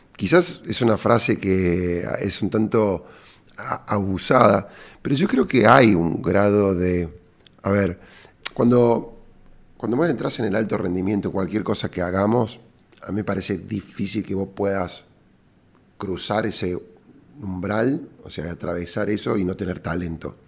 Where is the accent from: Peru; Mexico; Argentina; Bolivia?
Argentina; Córdoba; cordobés y emprendedor